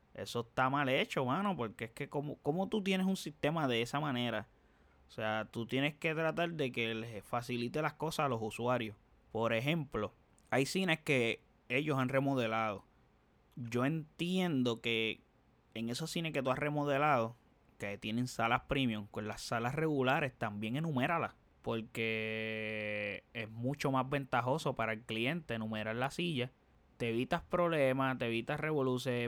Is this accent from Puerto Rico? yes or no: yes; Dorado, Puerto Rico; aquí yo soy de Dorado, vivo en Dorado